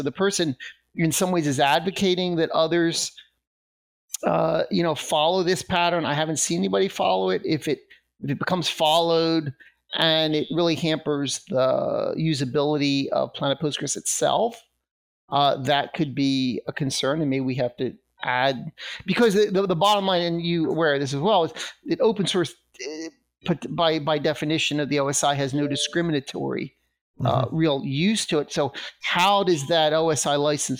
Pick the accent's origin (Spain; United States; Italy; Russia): Russia; the title is "The Russia I Grew Up In Doesn't Exist Anymore."